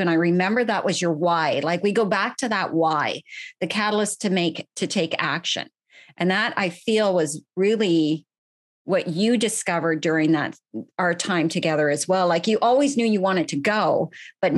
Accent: Ottawa, Ontario, Canada; moved away; I am Canadian. I am originally from the Ottawa area. I was actually born and bred in the city of Ottawa

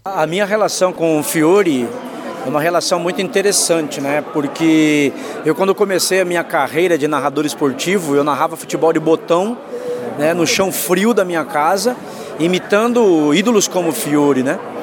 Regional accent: Itanhaém, São Paulo, Brazil; Eu estava em Itanhaém, que é a minha cidade natal

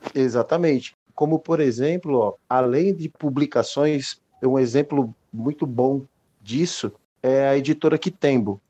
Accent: Petrolina, Pernambuco, Brazil; also born or lived in São Paulo; eu sou nascido em São Paulo, mas eu cresci numa cidade chamada Petrolina, no interior de Pernambuco, no Vale do São Francisco

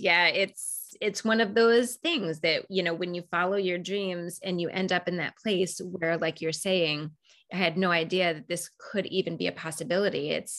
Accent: Raleigh, North Carolina, United States; there was going to be the first level right in my hometown in Raleigh when I was living in Raleigh, North Carolina.

